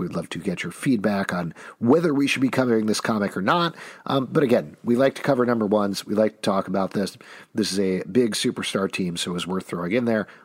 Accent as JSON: {"language": "English", "region": "New York", "country": "United States", "said": "as a New Yorker"}